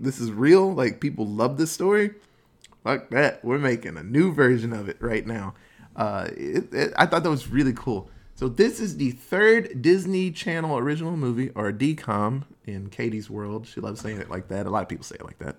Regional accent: Netherlands; moved away; where I grew up in Holland.

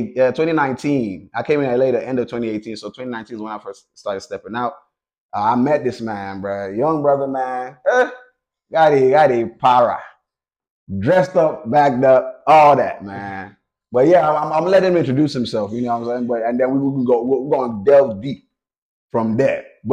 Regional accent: Nigeria; I'm Nigerian

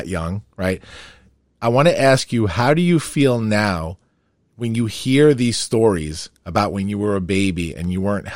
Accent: Farmingdale, New York, United States; I grew up in Farmingdale

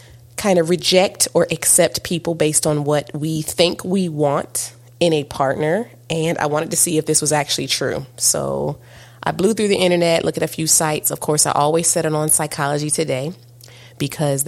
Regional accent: East Coast, United States; I'm from the East Coast. And, you know, and we're both in the South.

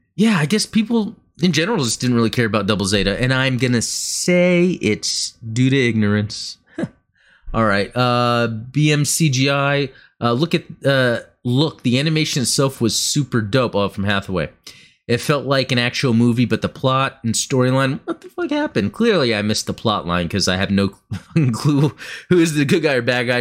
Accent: United States; Growing up in America

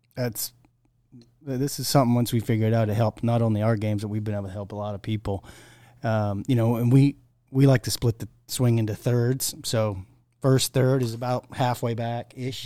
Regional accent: Maine, United States; growing up in Maine, you know, we had long winters

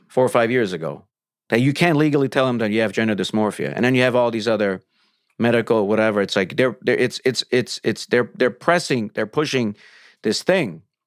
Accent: Ukraine; also born or lived in Soviet Union; now in Los Angeles, United States; I'm from Ukraine

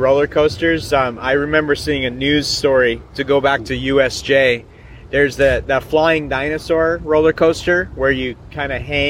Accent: Seattle, Washington, United States; moved away; So it's my hometown.

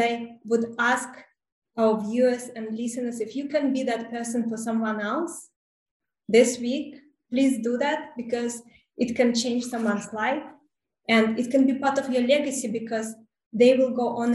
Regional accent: Russia; English is a second language; moved away as an adult; also born or lived in South Africa; I immigrated from Russia to South Africa

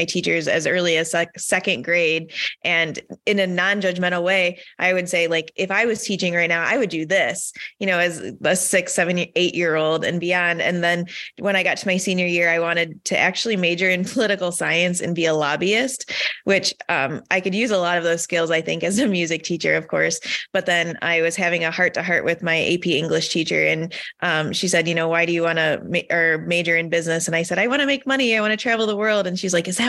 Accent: Michigan, United States; I grew up in Michigan.

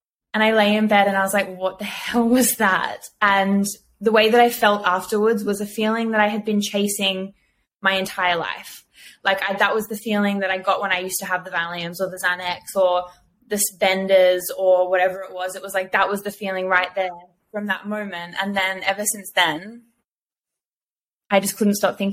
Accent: Byron Bay, New South Wales, Australia; I grew up in Byron.

